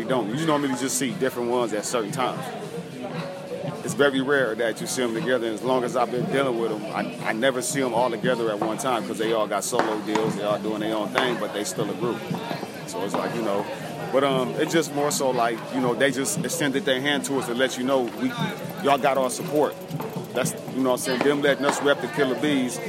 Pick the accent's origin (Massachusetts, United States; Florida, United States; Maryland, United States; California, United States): California, United States; Los Angeles; Born and raised in Watts, South Central